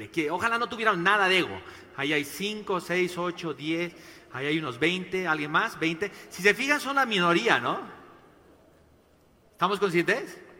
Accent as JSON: {"language": "Spanish", "country": "Mexico", "said": "Tengo dos hijos tapatíos y bueno, para los que no saben, soy mexicano también."}